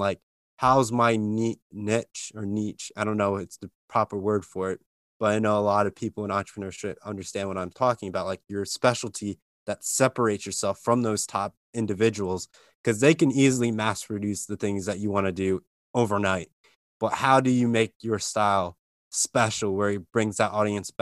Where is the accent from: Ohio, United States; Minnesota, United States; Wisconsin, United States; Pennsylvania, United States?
Pennsylvania, United States; Lehigh Valley, Eastern; I'm from Eastern Pennsylvania, so Lehigh Valley.